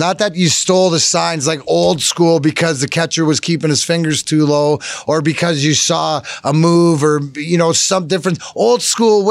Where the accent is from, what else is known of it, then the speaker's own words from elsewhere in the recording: Canada; now in Detroit, United States; I'm Canadian